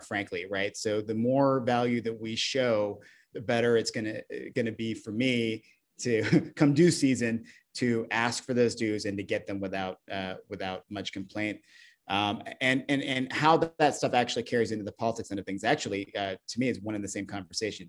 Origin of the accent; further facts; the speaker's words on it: Alaska, United States; moved away; I grew up in Alaska